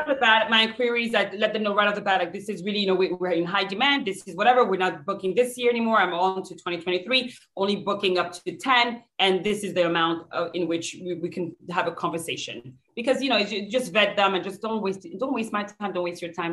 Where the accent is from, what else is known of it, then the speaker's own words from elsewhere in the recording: France; now in United States; I'm from France